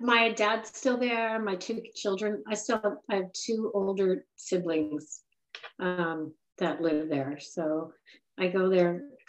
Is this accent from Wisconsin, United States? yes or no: no; San Diego, California, United States; now in Boston, United States; Right, San Diego.